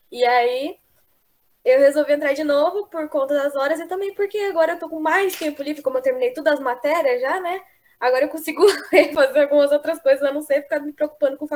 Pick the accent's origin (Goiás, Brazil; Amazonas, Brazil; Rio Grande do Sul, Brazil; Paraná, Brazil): Goiás, Brazil; eu sou do Goiás, faço Geografia Licenciatura.